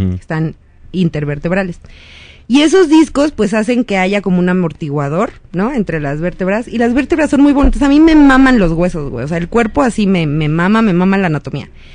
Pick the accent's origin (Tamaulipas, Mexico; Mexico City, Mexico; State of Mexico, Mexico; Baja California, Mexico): Mexico City, Mexico; crecí en GAM